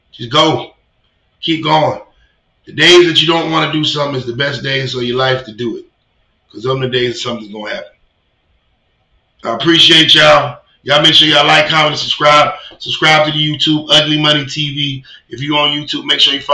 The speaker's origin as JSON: {"language": "English", "town": "McKenney", "region": "Virginia", "country": "United States", "tie": "born or raised there", "also_born_or_lived": "Richmond, Virginia", "moved": "as an adult", "said": "I'm from McKinney"}